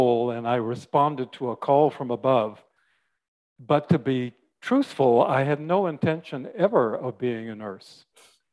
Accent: Canada; moved away as an adult; also born or lived in Washington State; I'm Canadian, and my wife and I at that time had moved down from Canada, and we were in Washington State where her sister was

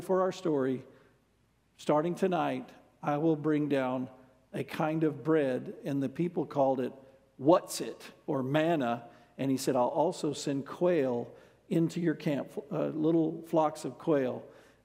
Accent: United States; as an American

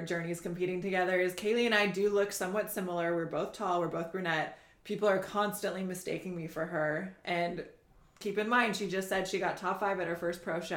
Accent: Indiana, United States; now in Costa Mesa, United States; I'm originally from the Midwest. I'm from Indiana. and I live in Costa Mesa, California now.

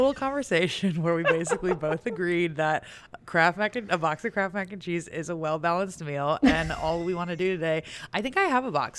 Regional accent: Savannah, Georgia, United States; So yes, I am from Savannah, Georgia.

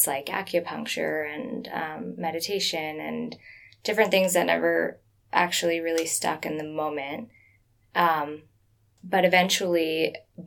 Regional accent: South Florida, United States; growing up in South Florida

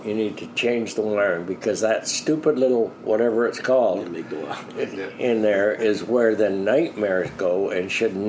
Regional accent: Canada; I'm a Canadian that served in Rhodesia.

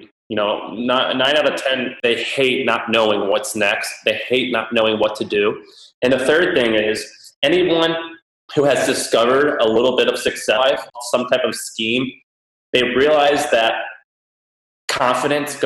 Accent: Missouri, United States; moved away; I was raised in Missouri

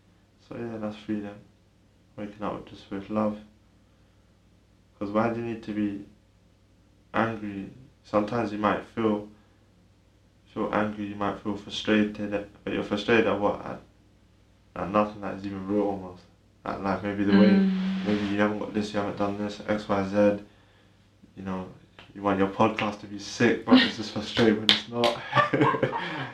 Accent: United Kingdom; also born or lived in Ireland / South Africa; I grew up in the UK

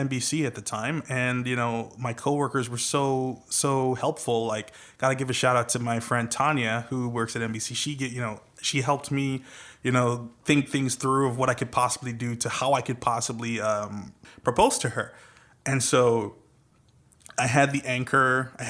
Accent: Trinidad & Tobago; accent: Trinidadian; now in United States; Kinda, with my Trinidadian accent. I'm from the beautiful island of Trinidad and Tobago, island country of Trinidad and Tobago.

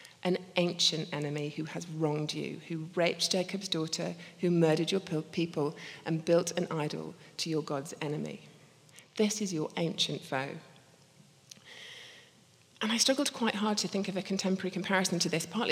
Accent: Scotland, United Kingdom; also born or lived in Belfast; I'm actually Scottish.

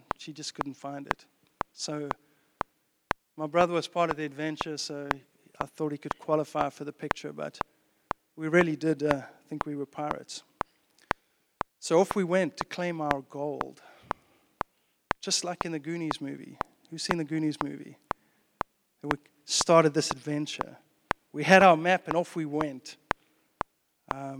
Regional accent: South Africa; moved away; I grew up in South Africa in the 70s and 80s. And 90s.

